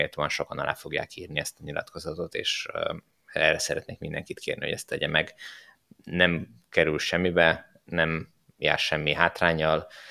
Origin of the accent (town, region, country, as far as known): Hungary